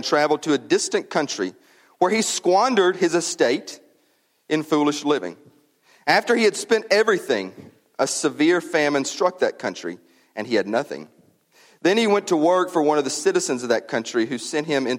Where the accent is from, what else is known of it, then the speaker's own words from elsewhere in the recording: United States; As an American